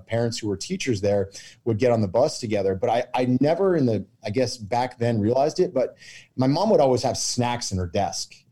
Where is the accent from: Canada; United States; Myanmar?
United States; Kennebunk, Maine; I'm from Kennebunk, Maine, basically southern Maine.